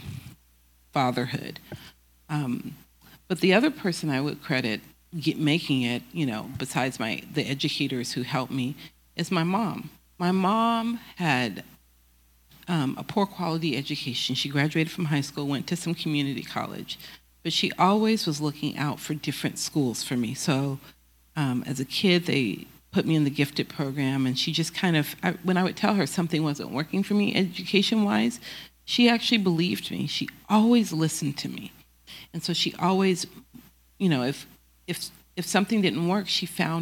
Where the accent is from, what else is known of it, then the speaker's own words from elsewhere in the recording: Oakland, California, United States; I'm not born in Oakland, but I grew up in Oakland